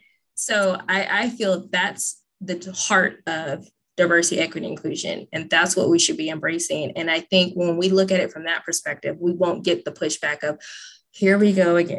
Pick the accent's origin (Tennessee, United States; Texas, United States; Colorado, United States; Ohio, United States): Texas, United States; accent: Valley; also born or lived in California / Oregon; I was born in California and I talk Valley. I speak Valley. And then right. I was raised in Texas. And then I, you know, finished up in Oregon.